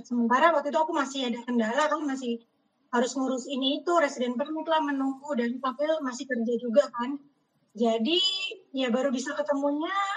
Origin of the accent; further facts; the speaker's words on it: Indonesia; moved away; sebagai orang Indonesia yang di perkantoran